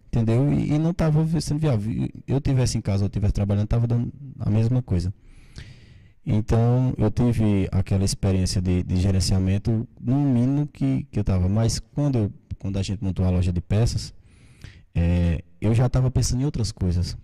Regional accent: Monteiro, Paraíba, Brazil; eu sou nascido aqui em Monteiro, né? Meus pais também.

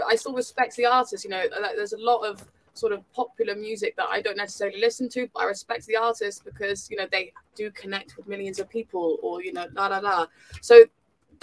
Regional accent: South Devon, South West England, United Kingdom; I was from South Devon

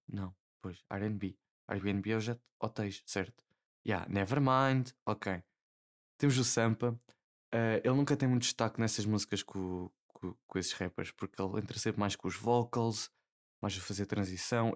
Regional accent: Portugal; Como bom português

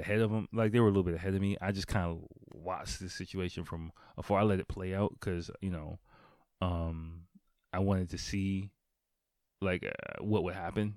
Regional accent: United States; moved away; growing up in America

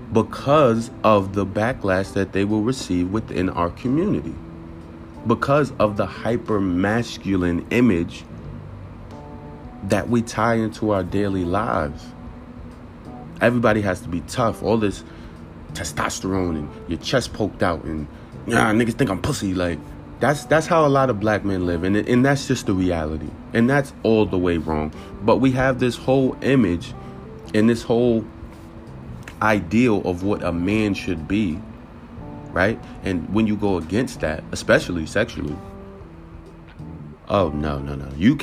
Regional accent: Newburgh, New York, United States; I love Newburgh, but I'm not going to hold you. I did not feel safe growing up in Newburgh.

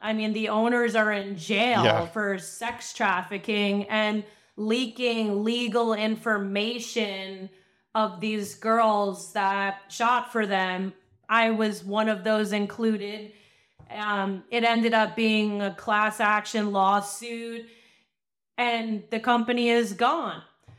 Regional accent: Long Island, New York, United States; I mean, I'm from Long Island. So I was still on Long Island at the time.

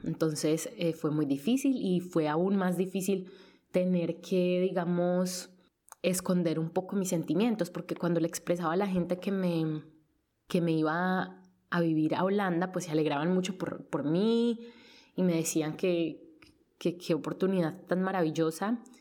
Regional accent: Colombia; first language Spanish; moved away as an adult; now in Netherlands; Estuve en competencias cuando era pequeña en Colombia

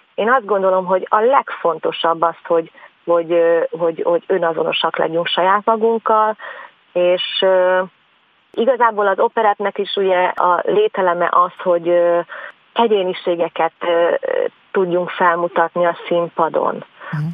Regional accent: Szentendre, Pest, Hungary; ugye én Szentendrei vagyok

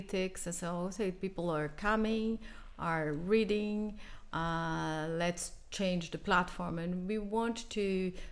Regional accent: Brazil; English is a second language; moved away; I come from Brazil

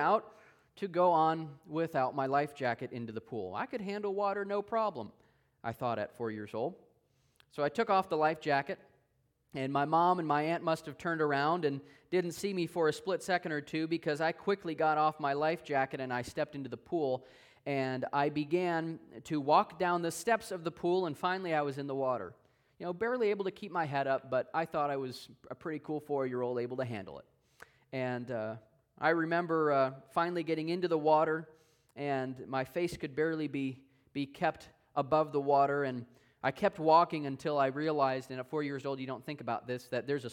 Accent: Wisconsin, United States; I'm originally from Wisconsin

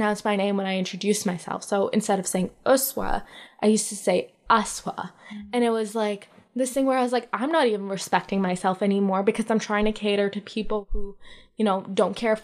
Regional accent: Mississauga, Ontario, Canada; also born or lived in Lahore, Pakistan / Ottawa; Mississauga, like, the Erin Mills area

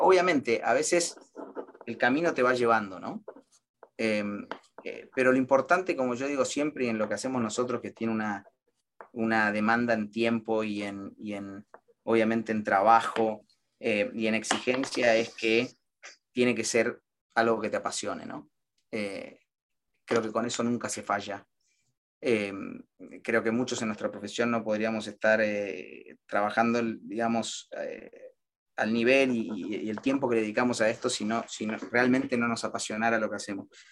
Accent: Argentina; moved away as an adult; now in United States; vinimos juntos y casados desde Argentina, recién casados

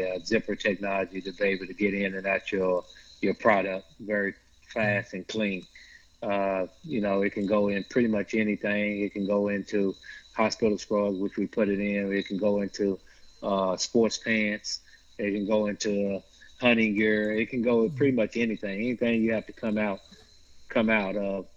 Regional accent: Tulsa, Oklahoma, United States; moved away; Oklahoma, where I'm from Tulsa

